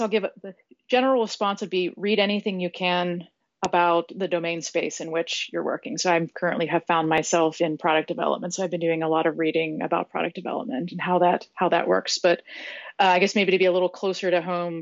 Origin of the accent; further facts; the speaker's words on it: San Diego, California, United States; San Diego and share in the city that I live in and love